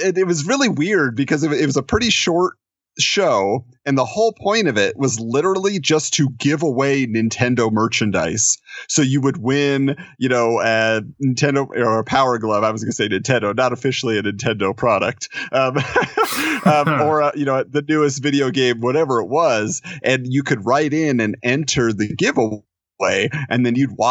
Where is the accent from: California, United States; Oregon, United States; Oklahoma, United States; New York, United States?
California, United States; Southern; I grew up in Southern California